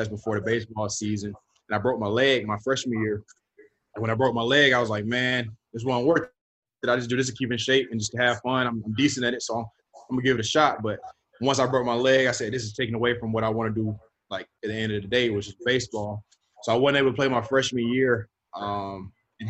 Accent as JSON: {"language": "English", "town": "Stockbridge", "region": "Georgia", "country": "United States", "tie": "born or raised there", "also_born_or_lived": "Atlanta, Georgia", "said": "I'm from Atlanta, Georgia. I grew up actually 30 minutes south of Atlanta. So I was kind of like raised in Stockbridge, Elmwood area"}